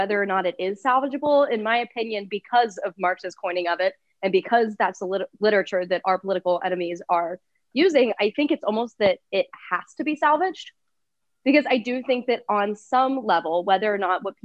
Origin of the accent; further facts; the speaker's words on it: Ohio, United States; now in Texas, United States; I'm from Ohio